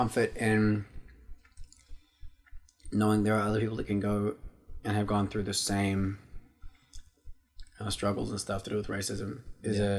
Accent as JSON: {"language": "English", "region": "Auckland", "country": "New Zealand", "tie": "born or raised there", "said": "I went to Waitakere College for my whole high school"}